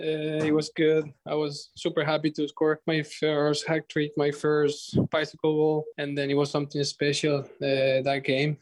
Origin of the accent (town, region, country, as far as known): Argentina; born or raised there; moved away as an adult; now in Philadelphia, United States